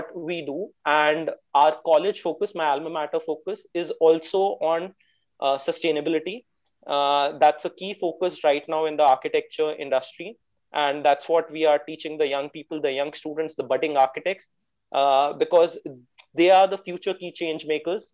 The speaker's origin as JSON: {"language": "English", "country": "India", "said": "I am an entrepreneur from India"}